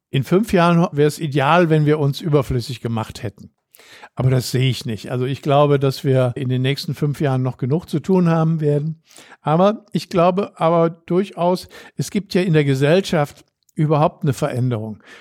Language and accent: German; Düsseldorf, North Rhine-Westphalia, Germany; also born or lived in Brüggen; ich bin auch Düsseldorfer, bin zwar in Brüggen geboren, aber seit 1956 lebe ich hier.